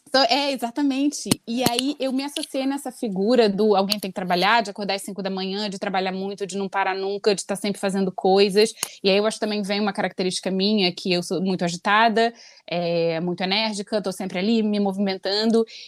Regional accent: Brazil; moved away as an adult; quando eu saí do Brasil

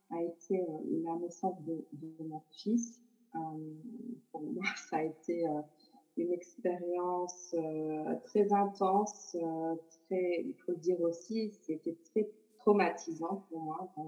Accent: Portugal; born there; au Portugal, qui est mon pays natal, comme j'ai dit. Et je crois que c'est pas que relié à moi, mais c'est vraiment relié à mes origines aussi.

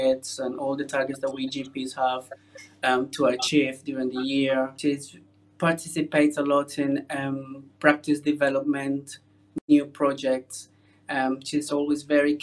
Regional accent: Colombia; moved away as an adult; now in United Kingdom; I am originally from Colombia in South America, and I qualified as a doctor there. Came to the UK about 20 years ago

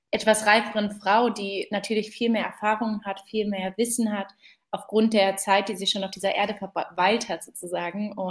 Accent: Berlin, Germany; born there; Gebürtige Berlinerin und bin Gründerin von Fementor

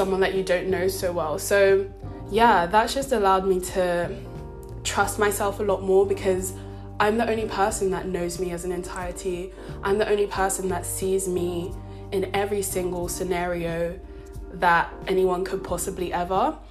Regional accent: London, United Kingdom; moved away as an adult; I was born and raised in London, I thought, I'm a city girl

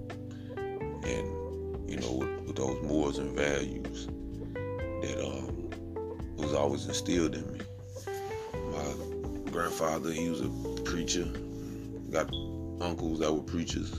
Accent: Midwest, United States; growing up in the Midwest

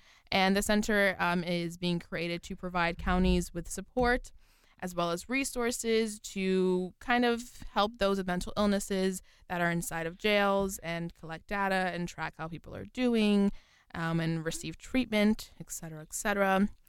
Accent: New York, United States; now in Philadelphia, United States; I'm from New York

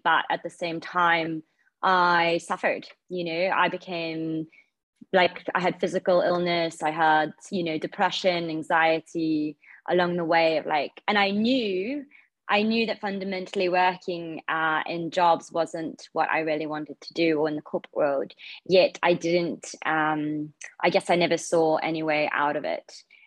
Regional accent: Zimbabwe; moved away as an adult; also born or lived in Australia / Bangkok, Thailand; I grew up in Zimbabwe, so I was born there. I lived there for about 18 years and then went to Australia for university.

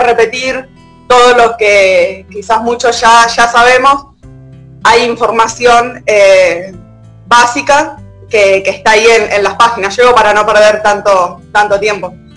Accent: Lavallol, Buenos Aires Province, Argentina; moved away as an adult; now in El Bolsón, Argentina; Vivo en el Bolsón, yo en realidad soy de Lavallón, hace ya 11 años que vivo acá

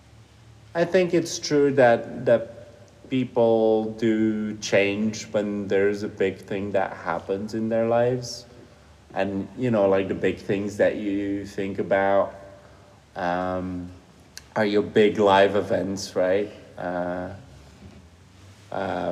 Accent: Flemish part of Belgium, Flanders, Belgium; first language Dutch; English is a second language; moved away as an adult; also born or lived in Doha, Qatar; now in Switzerland; I grew up in Belgium, in the Flemish part of Belgium. So I grew up speaking Dutch.

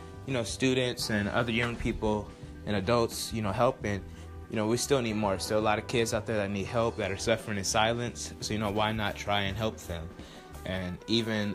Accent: Los Angeles, California, United States; also born or lived in Roswell, Georgia; I'm from Los Angeles, California

